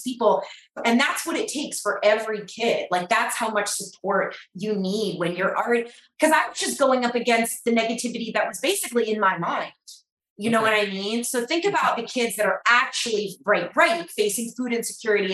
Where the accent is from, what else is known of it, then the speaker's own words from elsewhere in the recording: Atlanta, Georgia, United States; So I grew up in Atlanta